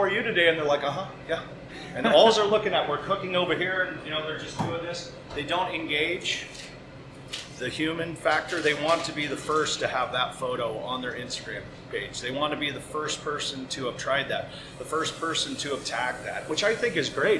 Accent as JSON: {"language": "English", "town": "Pacifica", "region": "California", "country": "United States", "tie": "born or raised there", "also_born_or_lived": "San Francisco, California", "said": "the local butcher shop in my hometown of Pacifica, California"}